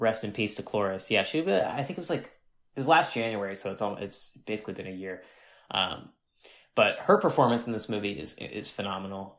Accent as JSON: {"language": "English", "region": "Northeast Ohio", "country": "United States", "tie": "born or raised there", "said": "I'm from, uh, a little rural town of three thousand people, uh, in Northeast Ohio, um, pretty close to Youngstown"}